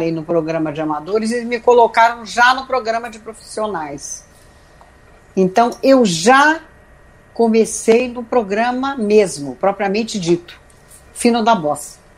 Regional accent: Rio de Janeiro, Brazil; E aí eu me mudei para Juiz de Fora, que é uma cidade muito menor, né? Que eu morava no Rio, nasci no Rio.

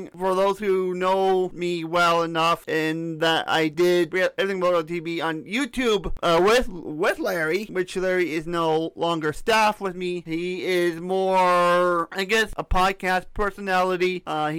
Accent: Canada; I'm a Canadian. I am a Canadian.

